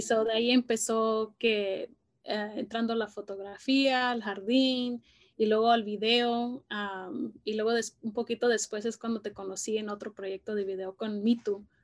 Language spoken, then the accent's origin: Spanish; Los Angeles, California, United States; crecí aquí en Los Ángeles, en la ciudad de Boyle Heights